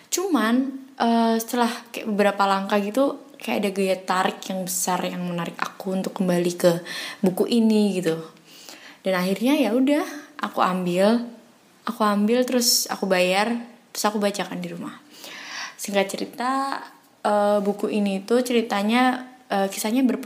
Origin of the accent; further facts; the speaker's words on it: Semarang, Central Java, Indonesia; aku dari Semarang.